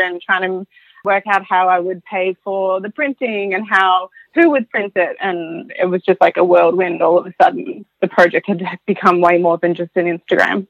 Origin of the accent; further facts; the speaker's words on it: Warrnambool, Victoria, Australia; moved away as an adult; now in France; I come from Warrnambool. I'd never left Warrnambool. I'd never left my parents' house.